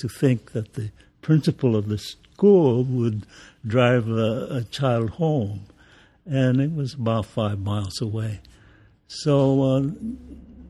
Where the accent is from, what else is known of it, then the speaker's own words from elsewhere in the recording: California, United States; also born or lived in Sacramento, California / Los Angeles; I was born in Sacramento, California